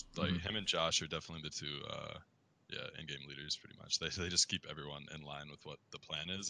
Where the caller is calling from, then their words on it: Beverly Hills, California, United States; I'm calling from Beverly Hills.